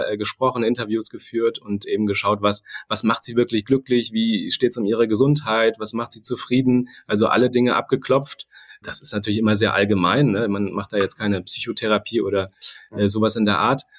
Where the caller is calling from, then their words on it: Hamburg, Germany; Und ich bin aus Hamburg zugeschaltet. Insofern hätte ich mich auch mit einem Moin melden können gerade.